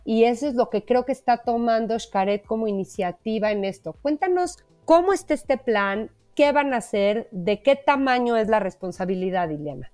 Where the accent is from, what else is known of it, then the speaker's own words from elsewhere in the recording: Mexico; como mexicanos